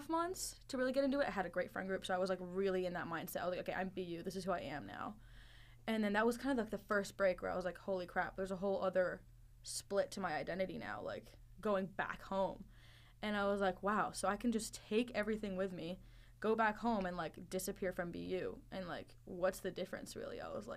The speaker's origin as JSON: {"language": "English", "region": "Northern Virginia", "country": "United States", "tie": "born or raised there", "also_born_or_lived": "Dubai", "said": "my concrete idea of home is Northern Virginia"}